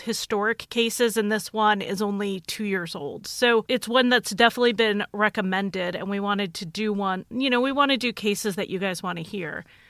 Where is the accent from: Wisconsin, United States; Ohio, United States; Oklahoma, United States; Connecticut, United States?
Connecticut, United States; moved away as an adult; also born or lived in Idaho; I grew up in Connecticut